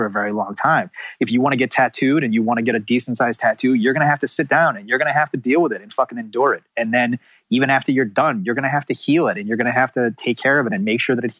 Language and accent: English; Massachusetts, United States; now in California, United States; I grew up in Massachusetts